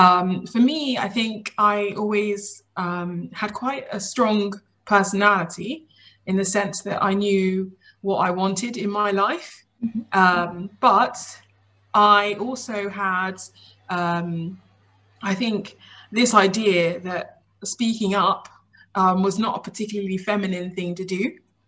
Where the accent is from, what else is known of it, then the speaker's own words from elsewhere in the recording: Nigeria; I'm Nigerian British. Mm-hmm. And in our culture, obviously, it's a pretty traditional culture in Nigeria, where we came from, but there's always a kind of a big focus on education